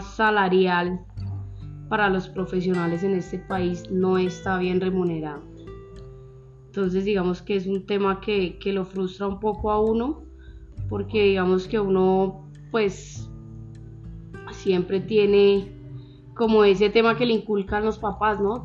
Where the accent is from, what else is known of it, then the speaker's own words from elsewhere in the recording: Zipaquirá, Cundinamarca, Colombia; yo nací acá en Zipaquirá, toda la vida he vivido acá en Zipaquirá.